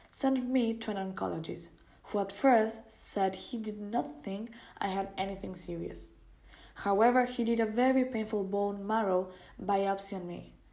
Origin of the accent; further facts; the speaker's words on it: Seattle, Washington, United States; born there; I was born in Seattle, Washington, in the year 1966